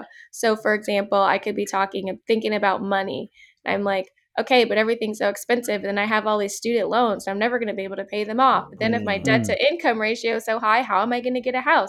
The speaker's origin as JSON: {"language": "English", "town": "Manassas", "region": "Virginia", "country": "United States", "tie": "born or raised there", "also_born_or_lived": "Georgia", "moved": "yes", "lives_now": "Los Angeles, United States", "said": "I grew up in Manassas, Virginia, which is like a smaller town."}